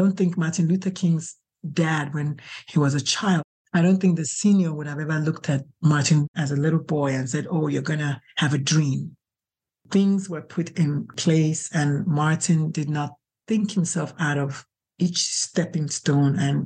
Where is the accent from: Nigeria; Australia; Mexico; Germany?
Nigeria; now in San Antonio, United States; I'm Catholic. I'm Nigerian.